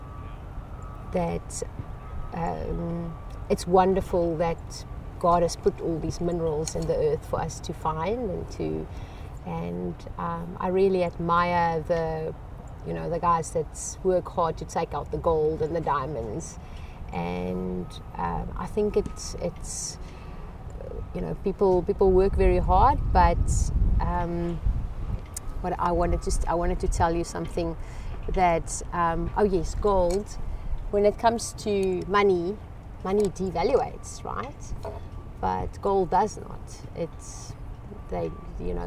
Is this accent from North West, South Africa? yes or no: yes; Klerksdorp, North West, South Africa; now in Charlotte, United States; I was born in Klerksdorp in South Africa